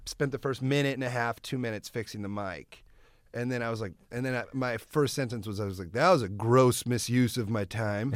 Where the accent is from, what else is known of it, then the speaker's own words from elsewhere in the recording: Iowa, United States; moved away; I grew up in Iowa